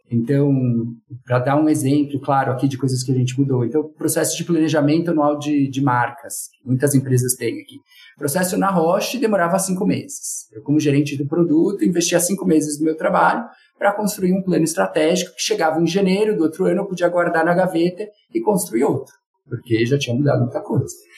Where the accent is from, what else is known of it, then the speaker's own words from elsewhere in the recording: São Paulo, Brazil; eu sou aqui de São Paulo